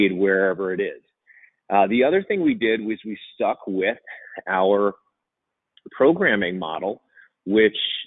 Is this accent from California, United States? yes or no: no; New Jersey, United States; moved away; I'm originally from New Jersey